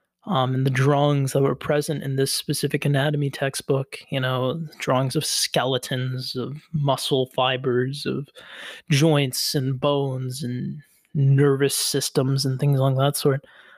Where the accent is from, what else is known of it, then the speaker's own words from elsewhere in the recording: Coral City, Florida, United States; I grew up in Coral City, which is sort of a small outskirt of Miami.